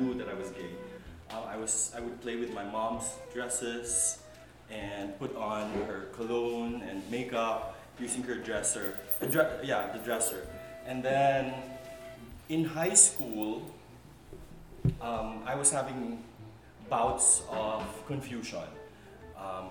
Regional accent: Bacolod, Negros Island Region, Philippines; I'm from Bacolod

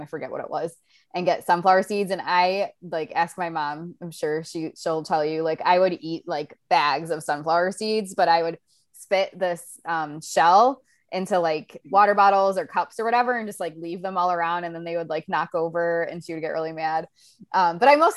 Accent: Ohio, United States; moved away as an adult; now in Florida, United States; growing up in Ohio

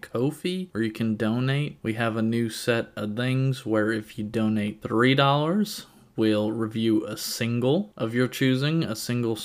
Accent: Virginia, United States; now in Kentucky, United States; I'm from Virginia

